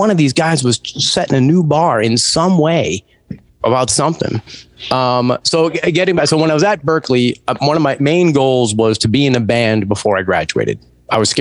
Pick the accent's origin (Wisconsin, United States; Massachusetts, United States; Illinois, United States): Massachusetts, United States; outside of Boston; I grew up outside of Boston